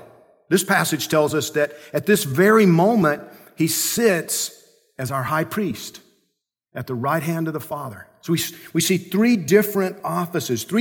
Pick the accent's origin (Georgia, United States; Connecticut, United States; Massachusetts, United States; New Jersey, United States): Georgia, United States; I grew up in Georgia